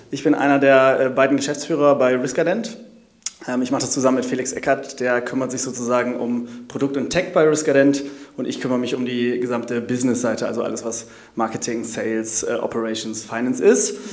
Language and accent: German; Hamburg, Germany; ich habe mich äh, sozusagen als Hamburger auch damit auseinandergesetzt